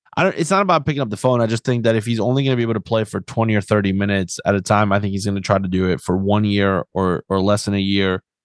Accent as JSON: {"language": "English", "region": "Florida", "country": "United States", "tie": "born or raised there", "said": "I grew up in Florida"}